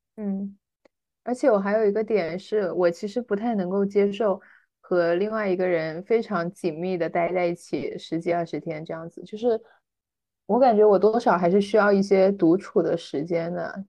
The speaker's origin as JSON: {"language": "Chinese", "region": "Guangdong", "country": "China", "said": "我是广东人"}